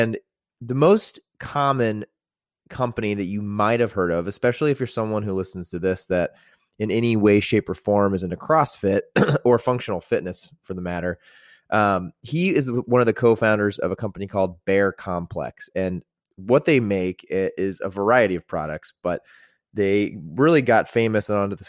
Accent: Greenwood, Indiana, United States; also born or lived in Carmel, Indiana; I'm from Greenwood, so like the south side

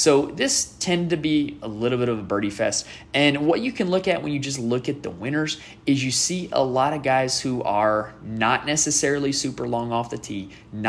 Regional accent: Greensboro, North Carolina, United States; I am from Greensboro.

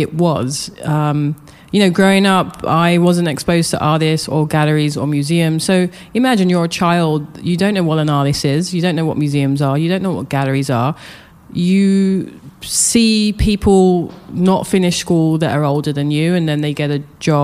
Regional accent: London, United Kingdom; moved away as an adult; also born or lived in Japan / New York; I grew up in London, Southeast London

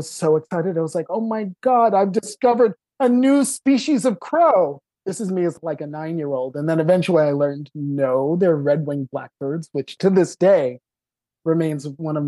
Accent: Long Island, New York, United States; also born or lived in Manhattan, New York; now in New York City, United States; I was born in Manhattan. I grew up in the suburbs on Long Island.

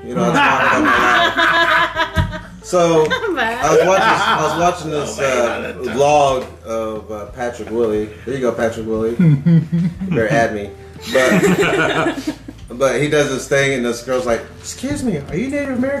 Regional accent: India; I'm like, well, I'm Indian, I could, you know.

